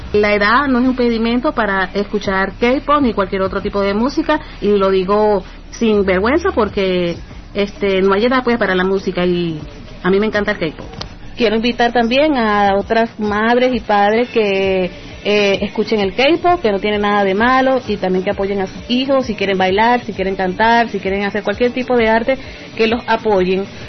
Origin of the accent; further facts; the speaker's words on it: Puerto Ordaz, Bolívar, Venezuela; soy de Puerto Ordaz, Venezuela